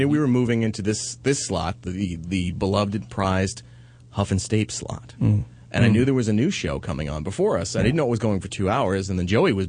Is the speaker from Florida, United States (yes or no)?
no; New York, United States; I'm from New York, and I say wolf.